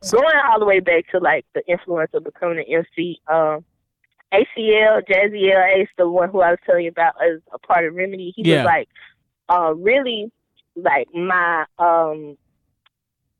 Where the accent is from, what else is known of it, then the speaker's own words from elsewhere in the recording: Goshen, Mississippi, United States; I'm from Goshen, Mississippi